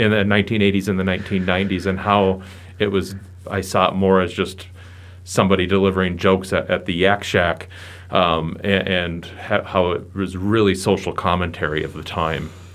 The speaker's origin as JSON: {"language": "English", "town": "Bismarck", "region": "North Dakota", "country": "United States", "tie": "born or raised there", "said": "growing up in the Bismarck-Mandan area."}